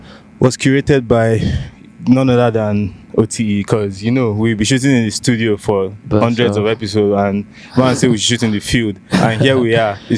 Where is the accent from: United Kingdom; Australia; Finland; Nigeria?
Nigeria; accent: Nigerian; my Nigerian accent.